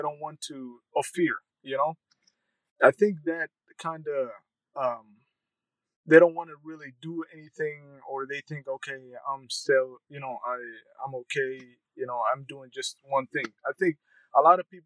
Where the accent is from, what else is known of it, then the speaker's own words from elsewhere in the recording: Sioux Falls, South Dakota, United States; also born or lived in Somalia / Kenya; I grew up in South Dakota, Sioux Falls, South Dakota. Yes. I came to the United States in 1997, by the end of 1997, and as a refugee and been located to Sioux Falls, South Dakota